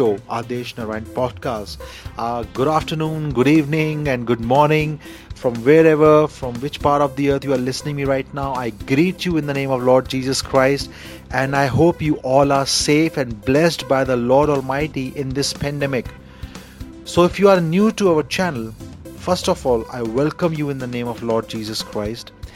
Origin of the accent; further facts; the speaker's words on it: India; I'm Indian